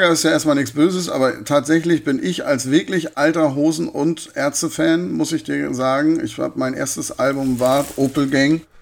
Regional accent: Hamburg, Germany; born there; now in Darmstadt, Germany; Ich bin jetzt in Darmstadt, ist eine Kleinstadt ne, mit 130. Also für einen gebürtigen Hamburger ist das eine Kleinstadt.

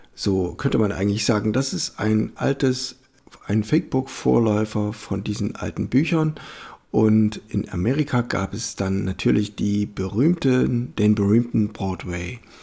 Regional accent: Germany; als Europäer oder als Deutscher

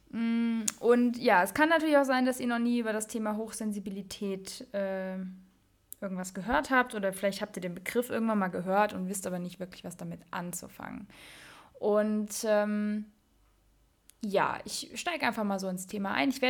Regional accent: Mainz, Rhineland-Palatinate, Germany; ich bin, ja, ich bin eine Mensa Mädche und groß geworden in der Mensa Phasenacht

